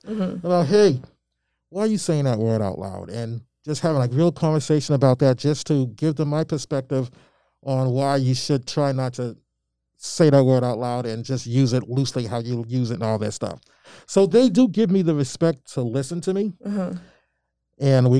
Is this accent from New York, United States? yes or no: no; Albany, Georgia, United States; now in Malden, United States; and I'm originally from Albany, Georgia. I was born in Albany, Georgia.